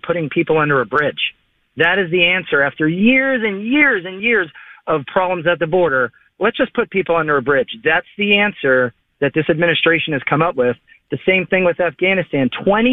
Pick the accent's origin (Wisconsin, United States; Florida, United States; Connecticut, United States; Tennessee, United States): Florida, United States; Palm City; I'm from Palm City, Florida, and that's my country over there.